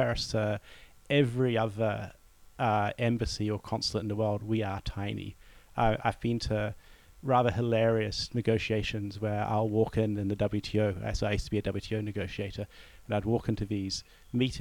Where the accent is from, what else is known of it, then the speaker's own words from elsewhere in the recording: New Zealand; moved away; as a New Zealander